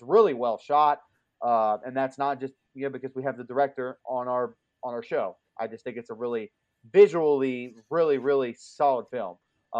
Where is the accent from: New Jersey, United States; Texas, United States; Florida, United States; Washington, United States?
Florida, United States; I have. I'm from